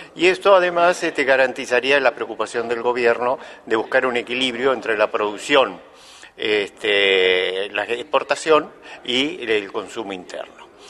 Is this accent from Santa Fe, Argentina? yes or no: no; Buenos Aires Province, Argentina; soy bonaerense